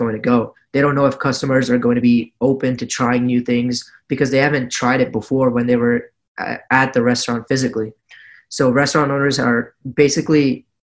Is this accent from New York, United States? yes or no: no; New Jersey, United States; I'm also from New Jersey